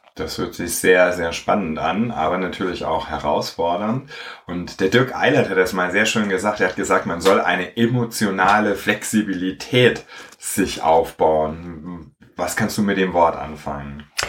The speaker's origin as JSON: {"language": "German", "region": "Hamburg", "country": "Germany", "tie": "born or raised there", "said": "Heute aus Hamburg und ich freue mich sehr, dass ich in meiner Heimat einen Leader gefunden habe"}